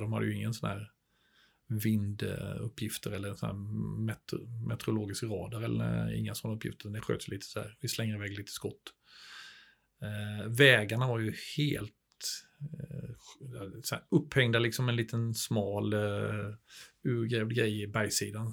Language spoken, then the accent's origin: Swedish; Småland, Sweden; moved away as an adult; also born or lived in Skövde; nere i Småland, där jag är uppvuxen